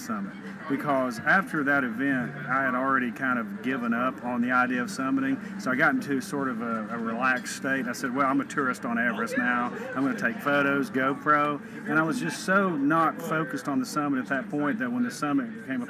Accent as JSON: {"language": "English", "town": "Morristown", "region": "Tennessee", "country": "United States", "tie": "born or raised there", "said": "I grew up in Morristown and roamed the woods fishing and hunting"}